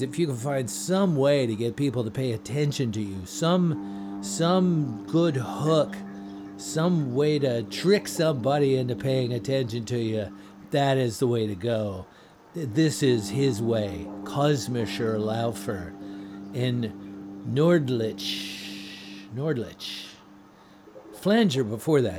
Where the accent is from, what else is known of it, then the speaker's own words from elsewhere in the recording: Washington, District of Columbia, United States; I am one of the rare people who actually grew up around here.